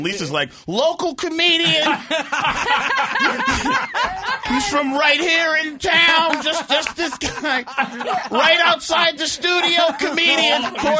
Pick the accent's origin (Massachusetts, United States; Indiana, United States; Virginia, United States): Massachusetts, United States; Milton; I am from Milton.